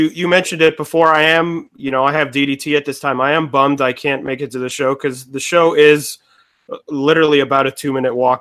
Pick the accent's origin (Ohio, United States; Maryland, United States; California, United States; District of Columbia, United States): Ohio, United States; Cleveland; now in New York, United States; I'm originally from Cleveland, Ohio, but AIW was around when I lived there